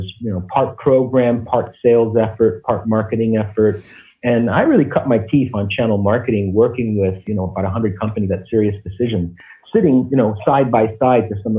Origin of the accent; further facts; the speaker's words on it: New York City, New York, United States; also born or lived in Cuba / Miami; I was born in Cuba. And when we came in the 60s to the United States, it was quite a journey for us coming from this tropical paradise, and we moved to the Bronx.